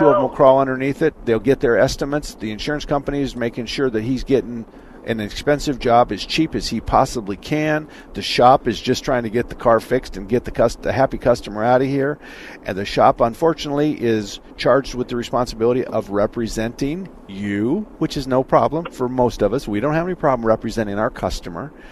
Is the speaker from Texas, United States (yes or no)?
no; southern Arizona, United States; also born or lived in Tempe, Arizona; I'm from Tempe. I was born and raised in southern Arizona, but I went to high school in Tempe back in the 60s.